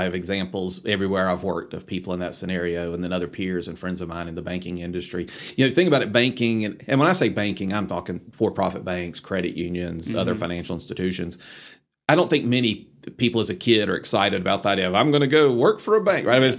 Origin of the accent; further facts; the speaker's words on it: Columbia, South Carolina, United States; moved away as an adult; now in Atlanta, United States; So Columbia, South Carolina was home for me. And that's where I was born and raised.